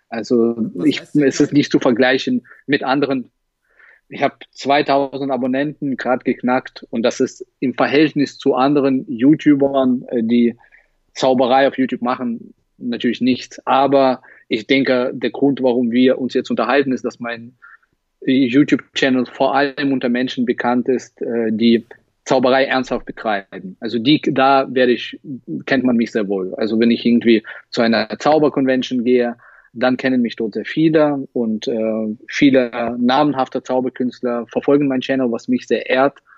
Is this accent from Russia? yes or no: yes; Russia; now in Halle, Germany; Äh, Russland. Ich komme aus Russland.